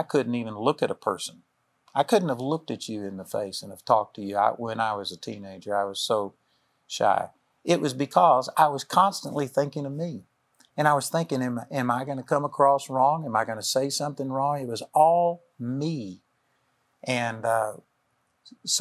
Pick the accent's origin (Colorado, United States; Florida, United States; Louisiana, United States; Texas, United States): Texas, United States; I'm a hick from Texas